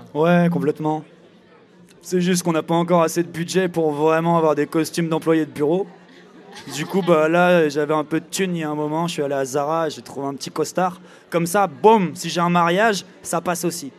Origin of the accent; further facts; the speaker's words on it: Angers, Pays de la Loire, France; je suis d'Angers